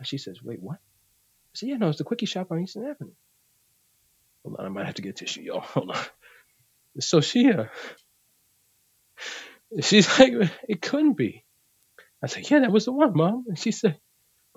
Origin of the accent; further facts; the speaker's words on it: Puerto Rico; I'm Puerto Rican. mm-hmm. I'm from Puerto Rico.